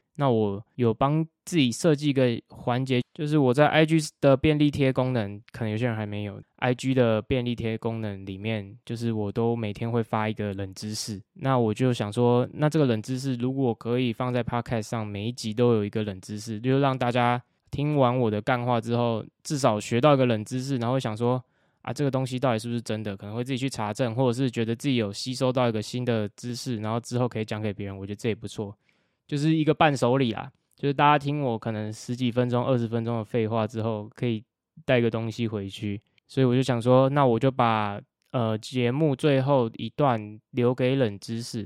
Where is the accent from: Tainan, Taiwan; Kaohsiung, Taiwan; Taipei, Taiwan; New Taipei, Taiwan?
Kaohsiung, Taiwan; also born or lived in Hsinchu; 我是高雄人，去新竹读了清华大学，然后现在准备要去 A S U 读 M S C S 的硕士